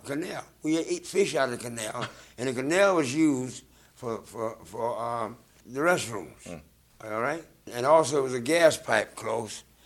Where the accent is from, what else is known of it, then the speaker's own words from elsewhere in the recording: South Carolina, United States; moved away; also born or lived in Georgia; I'm from South Carolina.